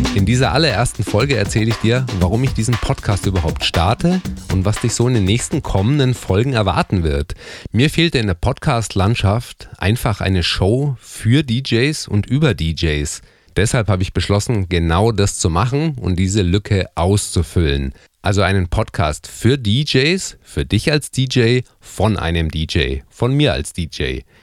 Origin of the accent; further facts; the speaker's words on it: Erlangen, Bavaria, Germany; in meiner Heimatstadt, in Erlangen